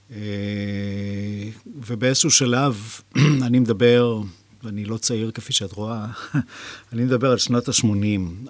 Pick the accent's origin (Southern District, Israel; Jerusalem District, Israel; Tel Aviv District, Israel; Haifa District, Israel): Jerusalem District, Israel; Jerusalem; גדלתי בירושלים